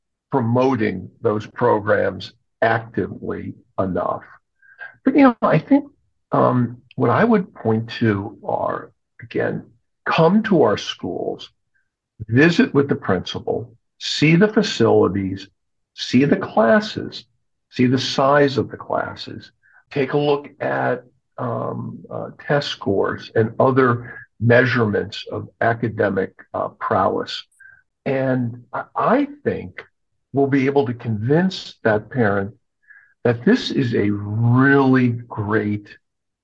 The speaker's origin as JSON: {"language": "English", "region": "Connecticut", "country": "United States", "tie": "born or raised there", "also_born_or_lived": "Maryland", "moved": "as an adult", "lives_now": "Baltimore, United States", "said": "I grew up in New England, in Connecticut."}